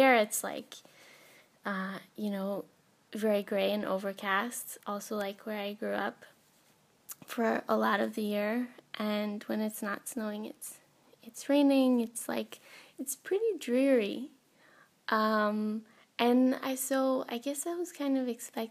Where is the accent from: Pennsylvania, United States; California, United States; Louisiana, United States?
Pennsylvania, United States; Northwest; moved away as an adult; also born or lived in Boston / Helsinki; growing up in Northwest Pennsylvania, which is snowy for like 9 months out of the year